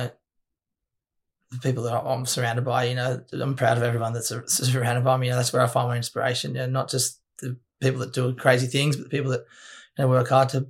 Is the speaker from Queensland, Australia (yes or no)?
no; Cronulla, New South Wales, Australia; I born and bred Cronulla